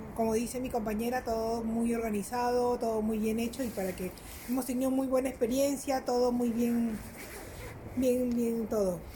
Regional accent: Callao, Peru; now in Netherlands; yo vengo del, del, Callao

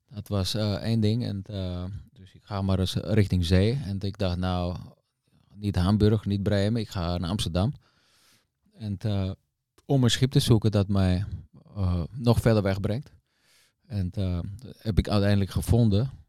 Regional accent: Austria; Ja, dat komt uit de bergen, dus uit Oostenrijk.

